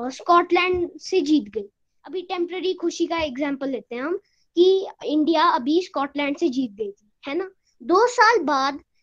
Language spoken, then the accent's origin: Hindi; Shimla, Himachal Pradesh, India; मैं शिमला से हूँ